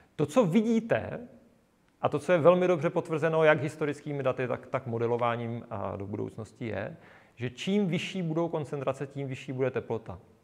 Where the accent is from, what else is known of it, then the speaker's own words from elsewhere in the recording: South Moravian Region, Czechia; Já jsem z Jižní Moravy